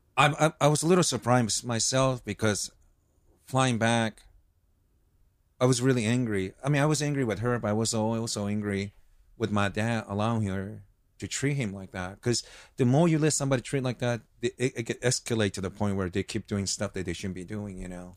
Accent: United States; also born or lived in Osaka, Japan / Hawaii; I grew up here

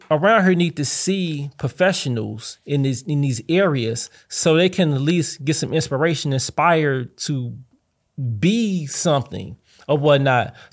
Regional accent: St. Louis, Missouri, United States; I'm from St. Louis and I'm proud.

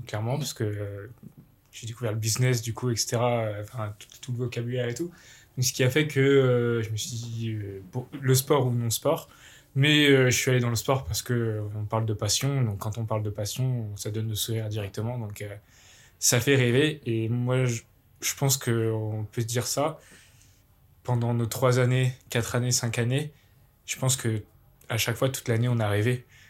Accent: village near Bourg-en-Bresse, Bresse, Auvergne-Rhône-Alpes, France; jeune Bressan, je viens du petit village de Lan, à côté de, Bourg-en-Bresse.

